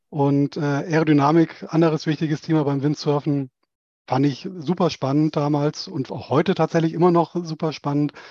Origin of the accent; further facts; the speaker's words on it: Northern Germany, Germany; now in Stuttgart, Germany; und deswegen auch in, in, Stuttgart, wo ich sonst als Norddeutscher nicht unbedingt bis mich hingezogen hätte.